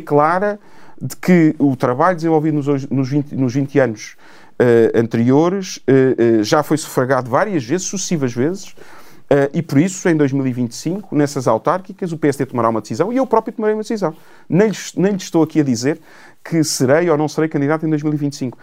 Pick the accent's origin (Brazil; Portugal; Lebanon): Portugal; Cascais, Lisbon; tenho uma relação com Cascais quase umbilical. Uh, é a terra, não nasci lá, nasci em Lisboa, porque na altura se nasci, nasci em Lisboa, mas uh, desde de, de, de recém-nascido que vivo naquela terra